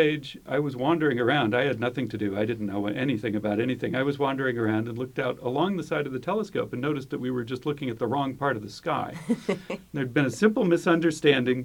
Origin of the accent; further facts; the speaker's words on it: just north of San Francisco, California, United States; I grew up just north of San Francisco